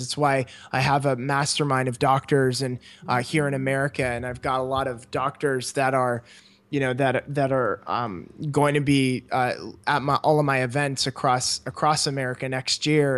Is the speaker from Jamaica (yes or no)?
no; Canada; moved away as an adult; I grew up in Canada